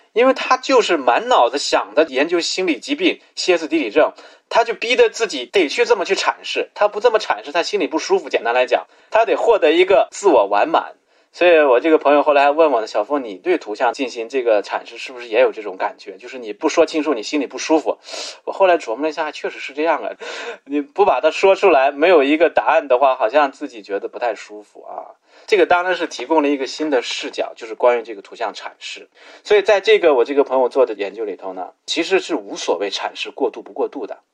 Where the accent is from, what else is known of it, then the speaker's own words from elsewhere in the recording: China; 我们作为中国人自己